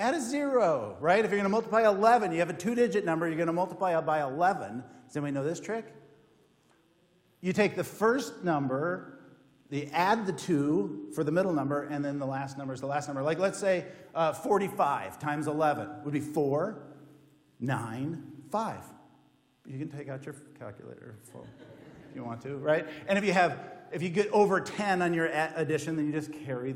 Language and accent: English; Minnesota, United States; I'm from Minnesota.